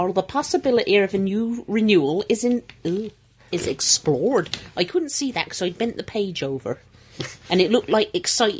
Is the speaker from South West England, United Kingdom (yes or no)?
yes; Devizes, South West England, United Kingdom; I'm from Devizes rather than the Bristol area.